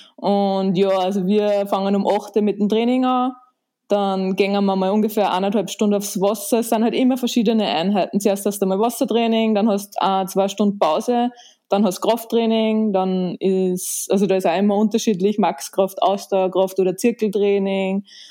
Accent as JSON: {"language": "German", "town": "Linz", "region": "Upper Austria", "country": "Austria", "tie": "born or raised there", "said": "Ich bin in Linz im wunderschönen Oberösterreich geboren"}